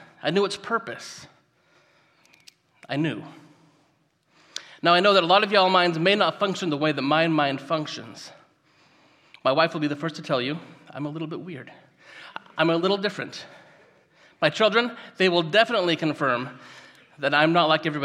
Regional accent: Gridley, California, United States; now in Yuba City, United States; I grew up just up the road in Gridley. So I'm a local guy

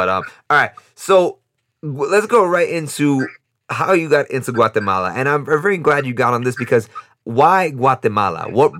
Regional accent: New York City, New York, United States; now in Costa Rica; I'm from New York City.

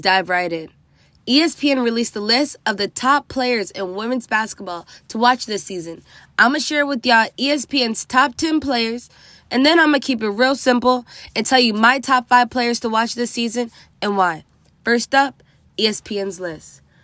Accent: DMV, Maryland, United States; representing Maryland, my hometown D M V.

